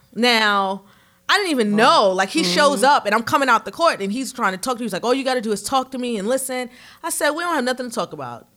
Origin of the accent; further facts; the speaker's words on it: New York City, New York, United States; moved away as an adult; now in Charlotte, United States; I grew up in Harlem in the 80s and 90s